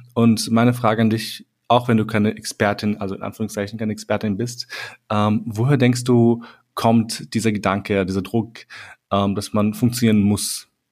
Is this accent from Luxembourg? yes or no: no; Austria; in Österreich geboren zu sein